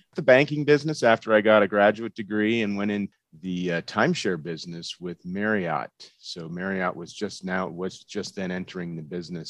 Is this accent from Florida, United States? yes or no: yes; Florida, United States; moved away as an adult; now in Colorado, United States; grew up in Florida, went to school at the University of Central Florida